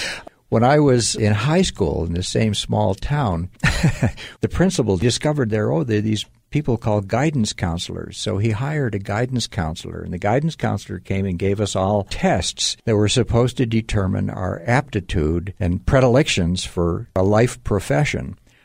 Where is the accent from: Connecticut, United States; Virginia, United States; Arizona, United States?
Connecticut, United States; Southbury; moved away as an adult; now in Montana, United States; Well, I was born and grew up till I was old enough to go to college in Western Connecticut. So I'm a Connecticut Yankee. Western Connecticut is part of the New England Appalachian Mountains. And where I grew up is very rural